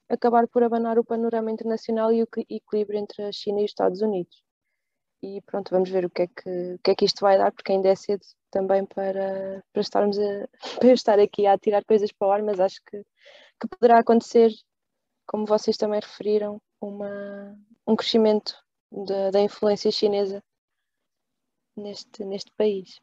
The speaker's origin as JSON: {"language": "Portuguese", "town": "Águeda", "region": "Centro", "country": "Portugal", "tie": "born or raised there", "said": "se fosse aqui na minha terra, aqui em Águeda"}